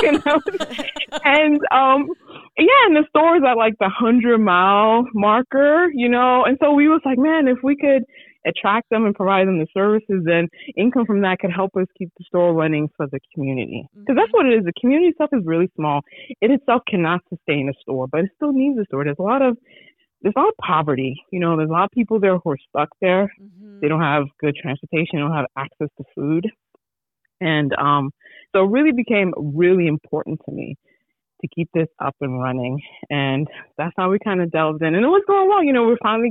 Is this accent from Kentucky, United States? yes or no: no; New York City, New York, United States; now in Anza-Borrego Desert, California, United States; I grew up in Brooklyn, New York